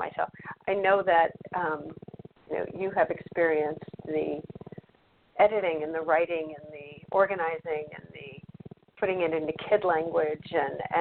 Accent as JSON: {"language": "English", "region": "Michigan", "country": "United States", "tie": "born or raised there", "said": "I grew up in Michigan"}